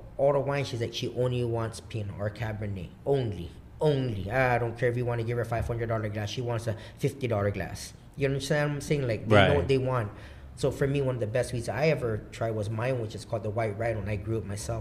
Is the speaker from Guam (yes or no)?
yes; Guam; also born or lived in Seattle, Washington; I'm fucking from Guam